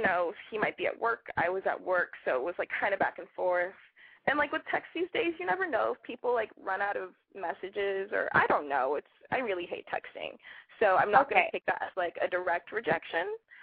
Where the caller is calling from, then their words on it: San Francisco, California, United States; also born or lived in Los Angeles; I'm calling from San Francisco. I'm 23.